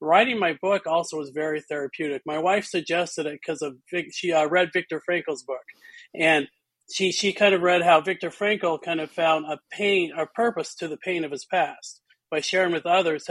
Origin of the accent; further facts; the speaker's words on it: Utah, United States; I grew up in Utah, and Utah gets very cold in the winter